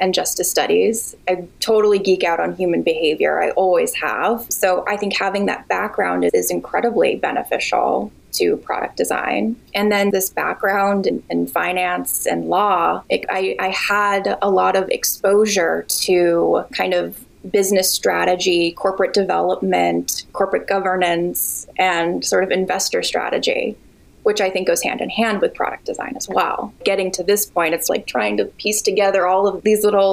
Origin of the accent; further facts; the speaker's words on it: New England, United States; also born or lived in New York City; now in San Francisco, United States; I live in San Francisco currently by way of New York City, and I grew up in New England